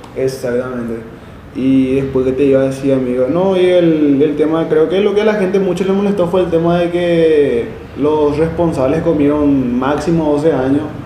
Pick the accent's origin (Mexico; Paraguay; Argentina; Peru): Paraguay; nosotros como paraguayos